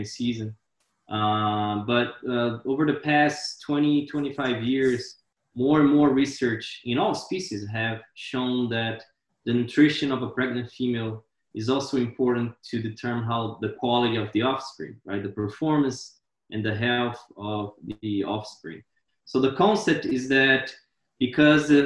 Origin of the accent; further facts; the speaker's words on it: Brazil; moved away as an adult; also born or lived in Wyoming, United States; now in Florida, United States; I am originally from Brazil